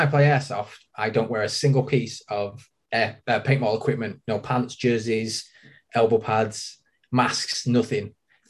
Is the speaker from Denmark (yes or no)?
no; Manchester, North West England, United Kingdom; From Manchester. I work at Planet Eclipse in Manchester, and I've been working there for nearly 17 years now.